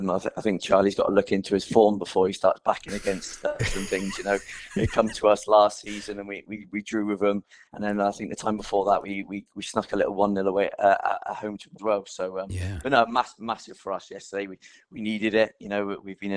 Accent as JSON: {"language": "English", "town": "Reading", "region": "South East England", "country": "United Kingdom", "tie": "born or raised there", "also_born_or_lived": "Exmouth / Swansea", "said": "Yeah, I was born in Exmouth. I don't remember too much. I was only 4 when I moved away. And then my dad's job brought us up to Reading."}